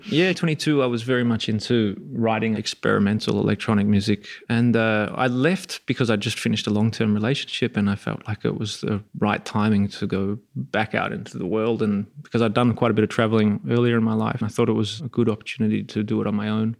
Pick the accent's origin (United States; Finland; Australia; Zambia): Australia; Melbourne, Victoria; now in Pietrasanta, Italy; I was born in Melbourne, Australia